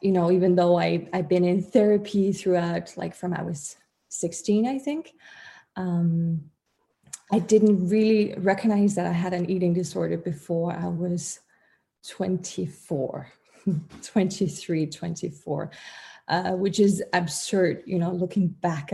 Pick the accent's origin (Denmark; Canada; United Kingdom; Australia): Denmark; I'm from Denmark